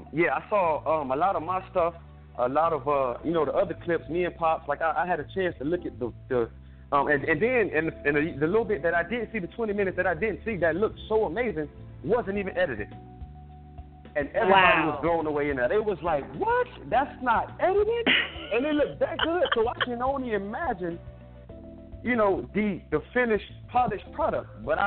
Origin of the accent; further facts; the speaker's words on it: Ireland; So I didn't know how big the book world was, because, you know, I came from Ireland.